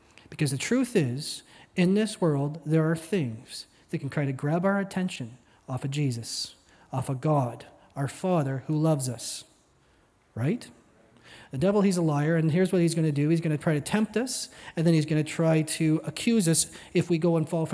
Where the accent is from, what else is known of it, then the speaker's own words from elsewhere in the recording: Midland, Ontario, Canada; moved away; I am a young man born and raised in Ontario